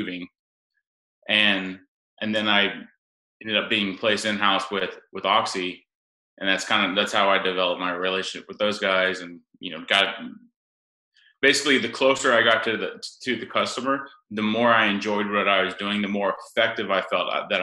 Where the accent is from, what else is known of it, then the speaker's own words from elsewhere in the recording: Oklahoma, United States; growing up in Oklahoma